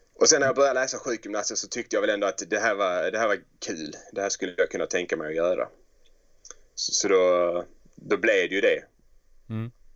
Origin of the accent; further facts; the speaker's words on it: Helsingborg, Skåne, Sweden; Drottninghög där jag växte upp